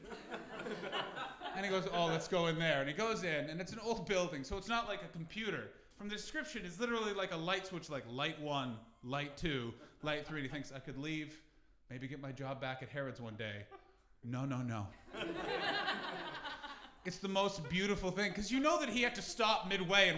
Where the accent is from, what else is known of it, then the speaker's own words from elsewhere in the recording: Canada; now in England; I'm from Canada